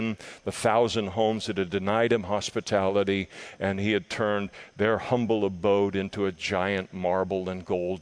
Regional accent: Scotland, United Kingdom; I am a Scot. Incurably a Scot.

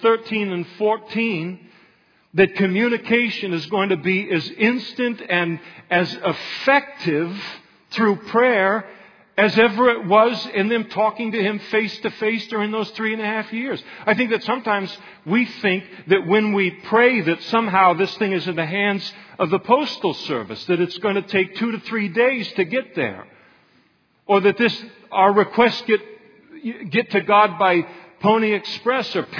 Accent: Napa, California, United States; now in Modesto, United States; Napa, where I come from

